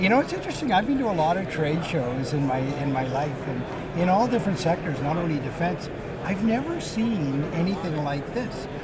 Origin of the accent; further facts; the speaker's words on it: Newfoundland and Labrador, Canada; we're two fellas from Newfoundland